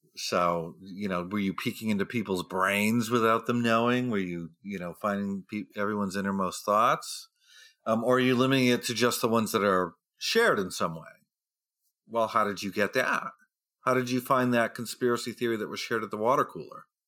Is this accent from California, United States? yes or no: no; New Hampshire, United States; moved away; I'm from New Hampshire, and we have the first primary in the nation there. So I grew up in a state where we met all the president